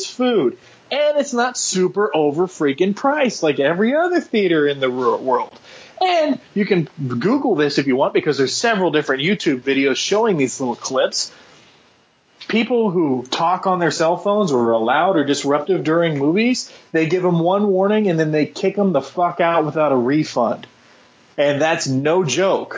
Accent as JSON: {"language": "English", "town": "Austin", "region": "Texas", "country": "United States", "tie": "born or raised there", "said": "I'm from Austin, born and raised here"}